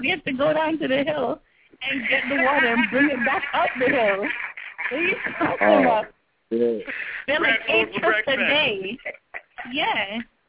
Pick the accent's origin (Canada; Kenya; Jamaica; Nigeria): Jamaica; Saint Mary; moved away; also born or lived in St. Andrew, Jamaica; I was born in St. Andrew, Jamaica, okay? But I was raised in St. Mary, Jamaica.